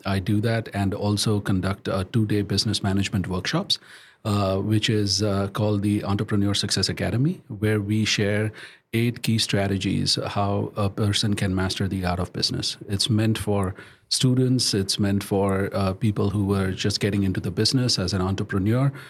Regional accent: India; moved away; I was born and brought up in India

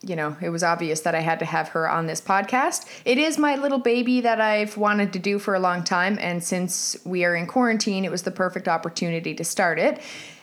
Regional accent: St. John's, Newfoundland and Labrador, Canada; also born or lived in South Korea; I'm currently 33 years old. I am married with a 15-month-old son and an 11-year-old cat. I'm from St. John's, Newfoundland, Canada. I've lived here for most of my life.

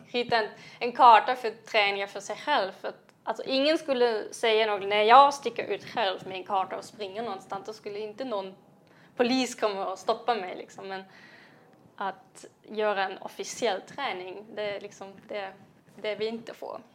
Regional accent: Jena, Thuringia, Germany; Swedish is a second language; moved away as an adult; now in Sweden; jag kommer från Jena, um, en inte så liten svensk eh, stad med svensk mått

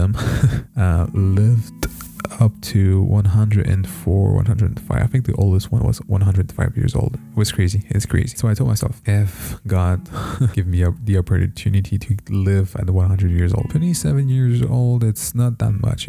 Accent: Montreal, Quebec, Canada; I was born in Montreal, here in Canada, so I'm a Canadian

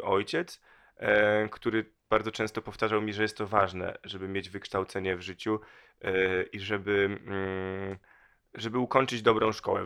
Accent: Torzym, Lubusz Voivodeship, Poland; also born or lived in Vancouver / Manchester; now in Warsaw, Poland; bardzo małe miasteczko, pięć tysięcy mieszkańców, w nim się wychowałem, e, dorastałem, a potem, e, rozpocząłem swoją dosyć długą i krętą wędrówkę, w, która doprowadziła mnie do Warszawy

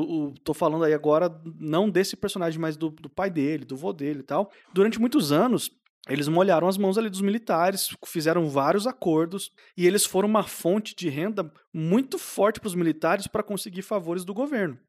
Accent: Southeast Brazil, Brazil; Eu, pelo menos, que fui criado no Sudeste, no Sul-Sudeste

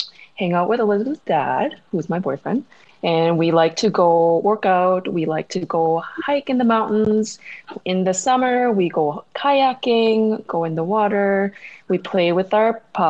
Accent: Halifax, Nova Scotia, Canada; moved away as an adult; also born or lived in Seoul, South Korea; now in Lloydminster, Canada; I'm a Korean-born Canadian, which means that I was born in Korea. The capital city is Seoul. That's where I was born. But my family and I moved to Canada when I was 11 years old. And we moved to Halifax, Nova Scotia. And I grew up in Nova Scotia

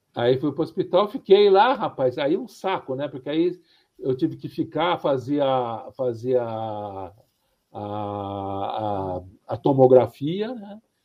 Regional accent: São Paulo, Brazil; eu sou do estado de São Paulo, né? E, e da, e da cidade de São Paulo

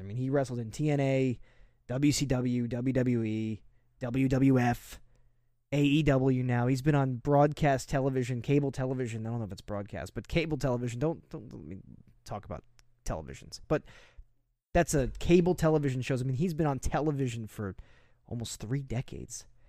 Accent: New Jersey, United States; I was from New Jersey. I am from New Jersey

